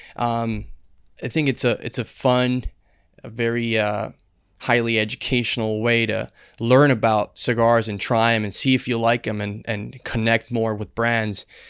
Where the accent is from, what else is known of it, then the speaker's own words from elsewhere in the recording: Dominican Republic; born and raised in Dominican Republic